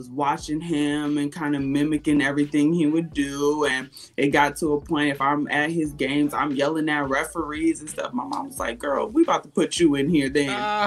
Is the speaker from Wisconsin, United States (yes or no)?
yes; Kenosha, Wisconsin, United States; I'm from Wisconsin